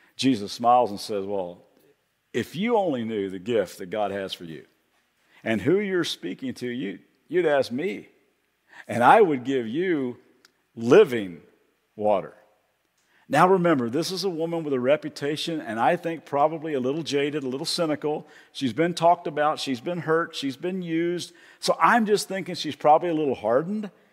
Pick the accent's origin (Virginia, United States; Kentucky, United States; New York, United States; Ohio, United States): Kentucky, United States; accent: slight accent; now in Ventura, United States; even though I live in Ventura, I'm, from, I'm originally from Kentucky.